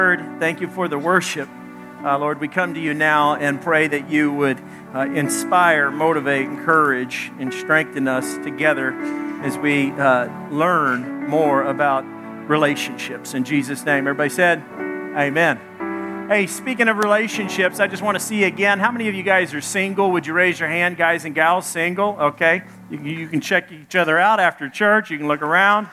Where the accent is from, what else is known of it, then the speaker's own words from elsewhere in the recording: Little Rock, Arkansas, United States; also born or lived in Dallas, Texas; I was born in Dallas, grew up in Little Rock, Arkansas.